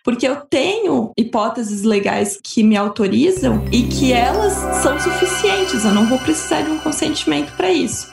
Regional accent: Blumenau, Santa Catarina, Brazil; eu sou natural de Blumenau, Santa Catarina

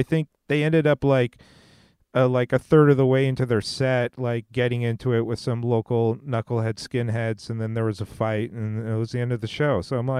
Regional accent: West Coast, United States; We grew up in the West Coast, total ska heads

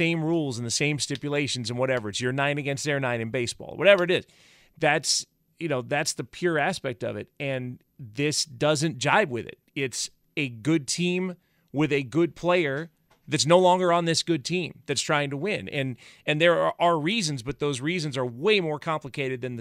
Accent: Conyers, Georgia, United States; moved away; I grew up in Conyers

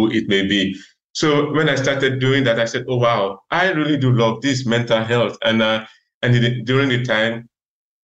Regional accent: Nigeria; moved away as an adult; also born or lived in Russia; now in Netherlands; I was born in Africa, in Nigeria, where I started my medical school. And I did the first year of medical school in Nigeria.

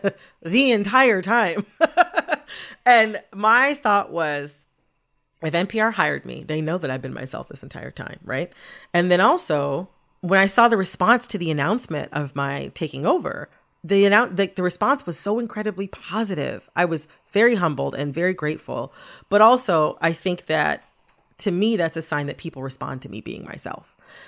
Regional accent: Detroit, Michigan, United States; So I mean, everything about growing up in the Detroit area shaped who I am as a person. I have so much pride for home

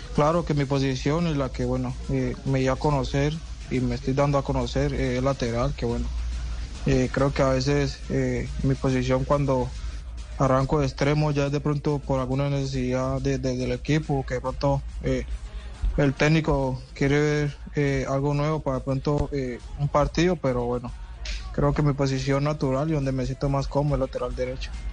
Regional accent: Colombia; moved away as an adult; now in Portland, United States; acá en el equipo somos cinco colombianos

